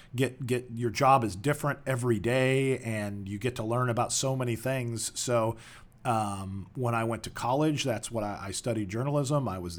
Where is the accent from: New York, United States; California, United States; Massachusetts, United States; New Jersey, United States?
California, United States; also born or lived in Joliet, Illinois; I was born in the Chicagoland area in Joliet, Illinois, not in the prison, but near the prison. And when I was about 10 years old, my family moved to Southern California, where I did most of my growing up.